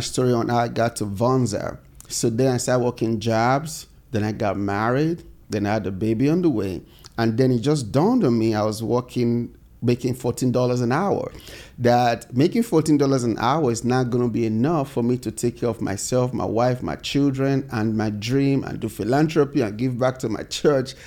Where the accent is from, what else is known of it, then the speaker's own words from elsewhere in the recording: Nigeria; moved away as an adult; now in United States; growing up in Nigeria